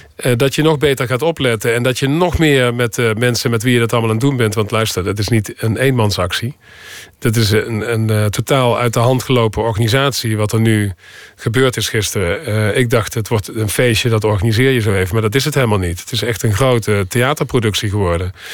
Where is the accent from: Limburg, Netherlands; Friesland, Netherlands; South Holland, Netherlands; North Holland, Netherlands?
Limburg, Netherlands; North; accent: soft G; moved away as an adult; also born or lived in New York; Ik kom uit Limburg en dat zit diep in me